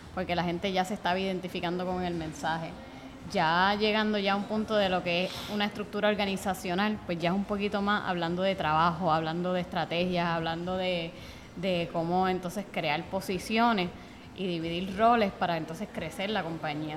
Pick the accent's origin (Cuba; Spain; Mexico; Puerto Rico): Puerto Rico; Bayamón; Nosotros somos de Bayamón